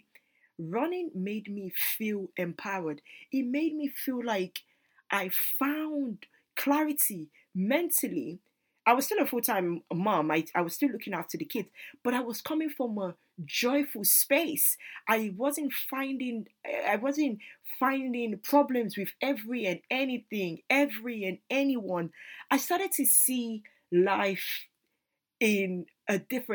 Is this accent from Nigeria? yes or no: yes; Nigeria; as a Nigerian woman